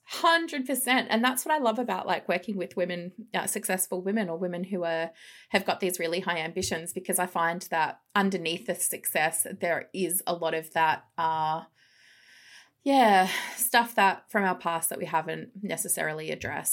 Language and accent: English; Melbourne, Victoria, Australia; moved away as an adult; also born or lived in England; grew up in the cough, cough, western suburbs of Melbourne.